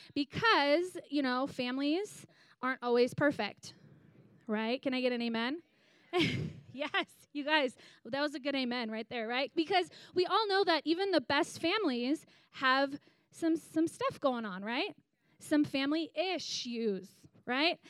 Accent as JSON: {"language": "English", "town": "Green Bay", "region": "Wisconsin", "country": "United States", "tie": "born or raised there", "said": "I grew up in Green Bay, Wisconsin"}